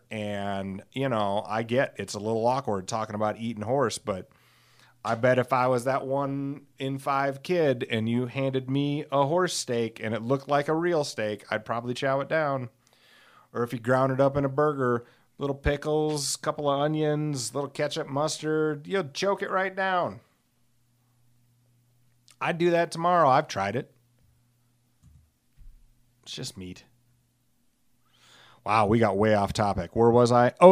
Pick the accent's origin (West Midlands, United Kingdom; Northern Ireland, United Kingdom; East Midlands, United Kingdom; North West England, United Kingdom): West Midlands, United Kingdom; Alcester; I rode them sometimes in high school because I grew up in a in Alcester, which is you know tiny